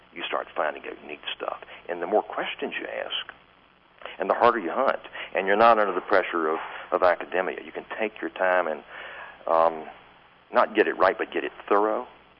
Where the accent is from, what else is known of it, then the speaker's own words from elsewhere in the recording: Shenandoah Valley, Virginia, United States; I grew up in the Shenandoah Valley, Virginia. I lived about an hour from McDowell